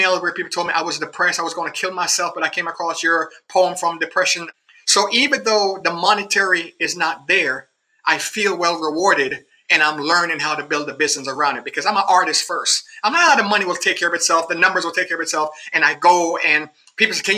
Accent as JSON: {"language": "English", "country": "Jamaica", "said": "I'm a Jamaican"}